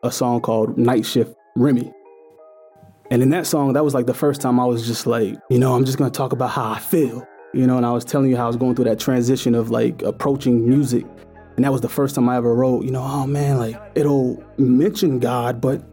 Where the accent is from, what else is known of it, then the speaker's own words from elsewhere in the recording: St. Louis, Missouri, United States; I grew up in St. Louis, Missouri, you know, in the middle of the hood